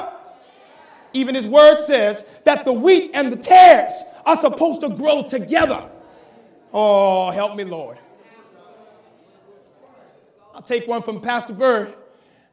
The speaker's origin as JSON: {"language": "English", "region": "the South", "country": "United States", "said": "I'm from the South"}